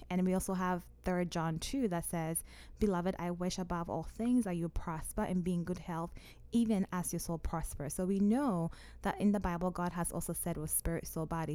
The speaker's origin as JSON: {"language": "English", "country": "Ghana", "moved": "yes", "lives_now": "Omaha, United States", "said": "I'm originally from Ghana, and my parents still live in Ghana."}